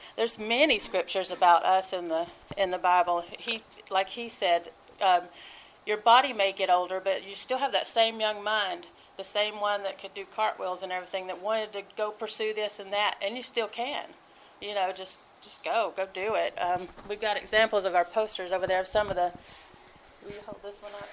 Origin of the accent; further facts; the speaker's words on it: Georgia, United States; moved away; I'm from Georgia, so you know we have hoot nannies down there